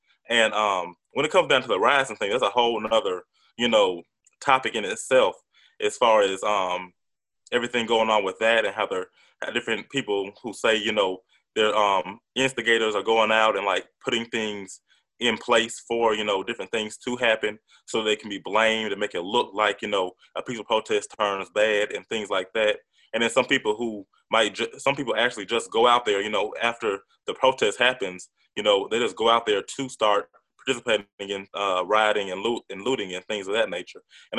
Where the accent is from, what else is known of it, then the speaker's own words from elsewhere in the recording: Atlanta, Georgia, United States; because I'm from Atlanta